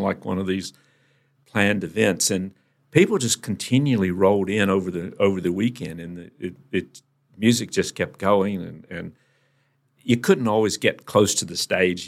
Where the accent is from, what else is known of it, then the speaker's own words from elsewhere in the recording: Virginia, United States; moved away; also born or lived in North Carolina; we relocated to Virginia, which is the next state up